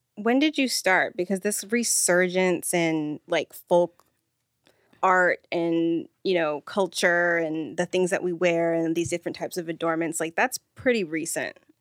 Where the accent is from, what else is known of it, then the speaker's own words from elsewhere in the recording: Redlands, California, United States; I went to school in Redlands